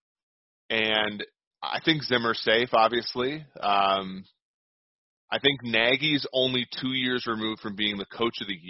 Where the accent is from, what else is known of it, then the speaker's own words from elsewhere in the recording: Minnesota, United States; now in Cincinnati, United States; growing up in Minnesota